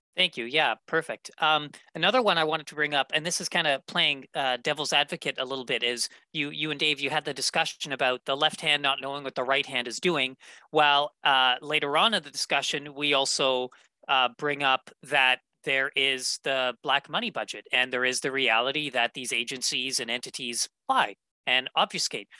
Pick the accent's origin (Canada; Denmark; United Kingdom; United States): Canada; Winnipeg, Manitoba; my hometown of Winnipeg, Manitoba